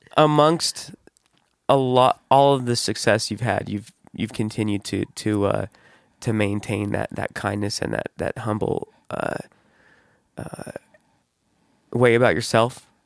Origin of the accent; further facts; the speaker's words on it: West Jordan, Utah, United States; growing up in West Jordan, South Jordan